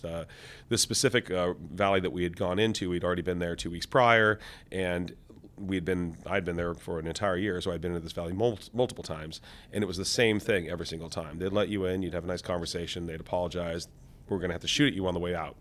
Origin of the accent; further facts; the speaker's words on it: Seattle, Washington, United States; I came from Seattle, Washington.